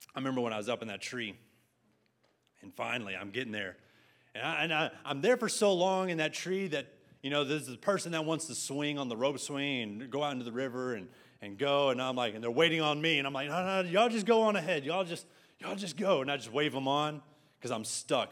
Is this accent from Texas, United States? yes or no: yes; San Angelo, Texas, United States; moved away as an adult; now in Arlington, United States; … speaking Spanish in my hometown at my restaurant